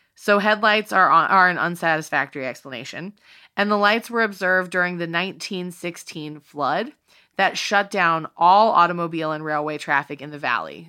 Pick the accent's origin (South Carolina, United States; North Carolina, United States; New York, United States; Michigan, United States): North Carolina, United States; Eastern; I grow up in North Carolina